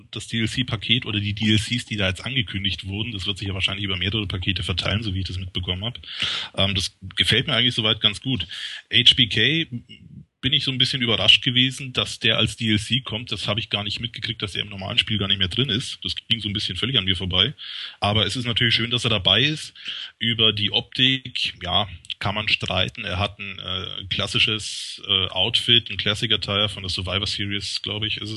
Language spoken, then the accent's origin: German; Bavaria, Germany; also ich komme aus Franken, arbeite für eine Schweizer Seite. Ich bin der Schweizer Franke sozusagen.